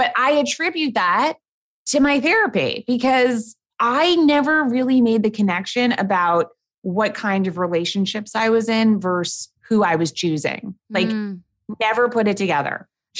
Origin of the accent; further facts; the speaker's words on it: New York City, New York, United States; born and raised in New York City